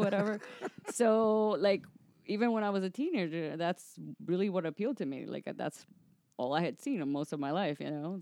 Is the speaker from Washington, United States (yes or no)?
no; Miami, Florida, United States; moved away as an adult; also born or lived in Atlanta; now in Los Angeles, United States; I'm from Miami